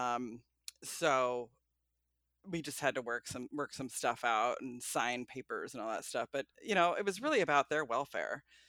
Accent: Portland, Oregon, United States; moved away as an adult; now in Manzanita, United States; I am from Portland

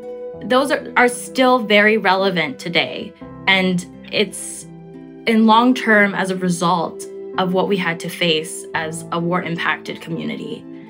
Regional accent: United States; because I'm American and because I have the privileges of being an American

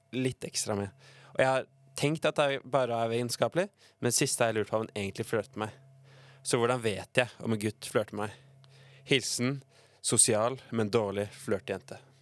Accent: Oslo, Norway; moved away as an adult; now in Bergen, Norway; hjemme i Oslo

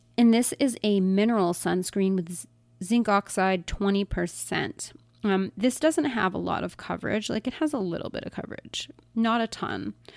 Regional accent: United States; as an American

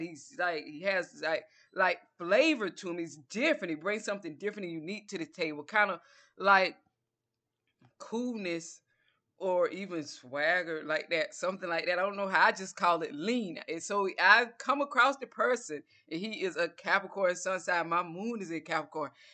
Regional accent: Georgia, United States; accent: southern; I'm from Georgia.

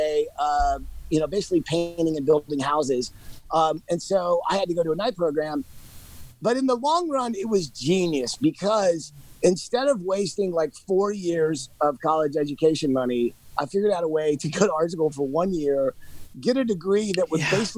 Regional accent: Georgia, United States; I'm from Georgia

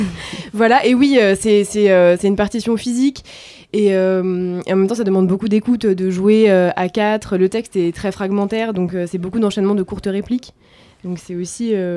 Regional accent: Var, Provence-Alpes-Côte d'Azur, France; je viens du sud de la France, du Var

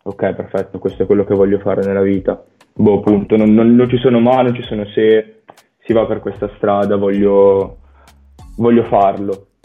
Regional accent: Valenza, Piedmont, Italy; Di Valencia, in provincia di Alessandria.

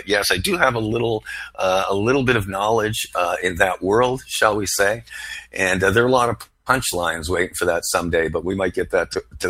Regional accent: Montreal, Quebec, Canada; now in United States; I was raised in 1970s Quebec

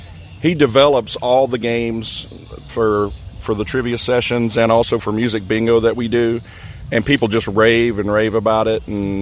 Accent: Dawsonville, Georgia, United States; Just north of Atlanta, Georgia, Dawsonville.

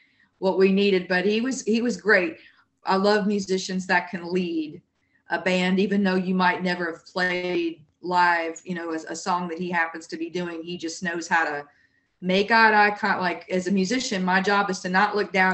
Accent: Jackson, Mississippi, United States; now in South Louisiana, United States; And I'm from Mississippi. So it's a little bit of New Orleans-esque growing up in Jackson.

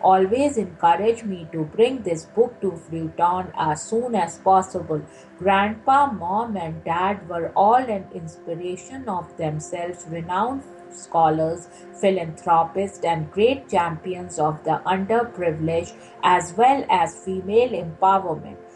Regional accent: India; I met Mrs. Indira Gandhi many times while growing up in India and admired her a lot.

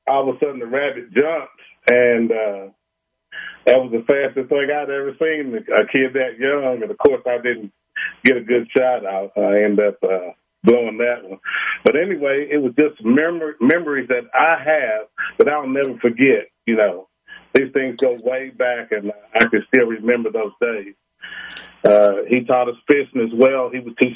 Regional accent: Richmond, Kentucky, United States; I'm from Richmond, Kentucky, born and raised here all my life.

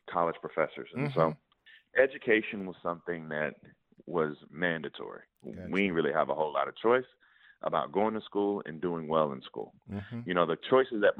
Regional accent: Denmark, South Carolina, United States; I grew up in a small town called Denmark

